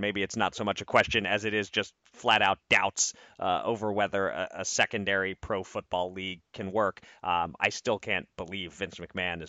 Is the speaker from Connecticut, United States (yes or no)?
no; Pennsylvania, United States; born or raised there